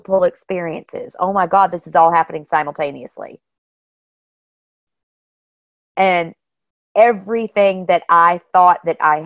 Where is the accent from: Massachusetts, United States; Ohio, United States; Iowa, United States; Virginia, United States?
Virginia, United States; Martinsville; moved away as an adult; also born or lived in Charleston; I come from Martinsville, Virginia, and we have a NASCAR track there